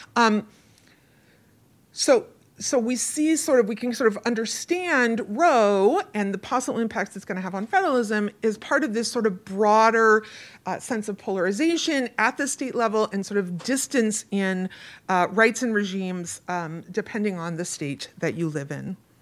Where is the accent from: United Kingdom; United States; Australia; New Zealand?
United States; Oregon; moved away; I grew up in Oregon